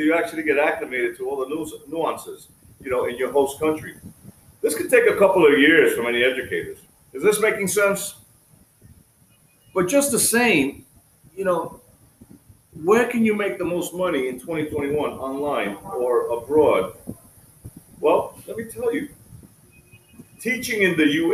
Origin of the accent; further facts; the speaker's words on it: New York, United States; moved away as an adult; now in Ecuador; I live in Ecuador now, I'm an expat from the United States, New York